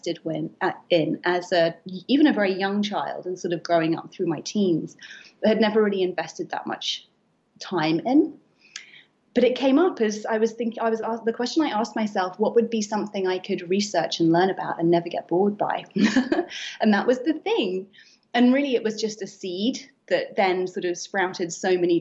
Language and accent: English; United Kingdom; accent: British; moved away as an adult; now in New York, United States; I'm British, as you can hear from my accent, and I have been based here in New York for 8 years